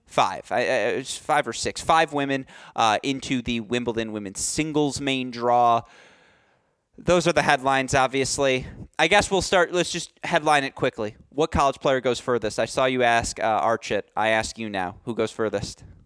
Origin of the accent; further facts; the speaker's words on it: Bloomfield Hills, Michigan, United States; you came to my hometown